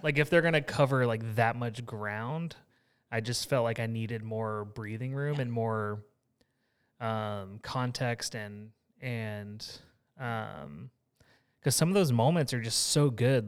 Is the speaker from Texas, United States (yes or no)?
yes; Texas, United States; I grew up in Texas